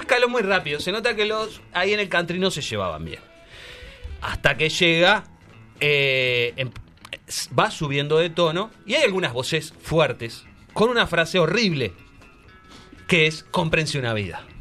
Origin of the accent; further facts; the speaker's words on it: Uruguay; yo como uruguayo